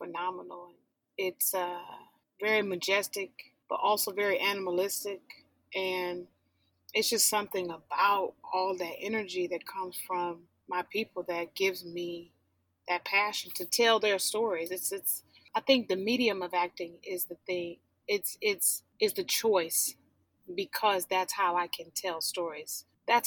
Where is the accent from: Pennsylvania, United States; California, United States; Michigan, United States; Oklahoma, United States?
Michigan, United States; Detroit; moved away; I'm from Detroit, born and raised